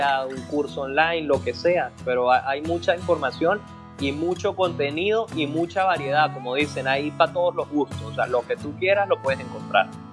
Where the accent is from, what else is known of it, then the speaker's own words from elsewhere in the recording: Venezuela; a nosotros como venezolanos